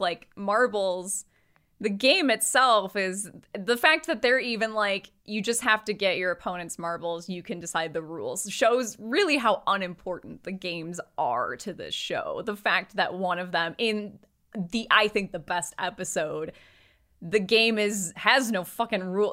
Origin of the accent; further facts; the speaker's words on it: United States; we're American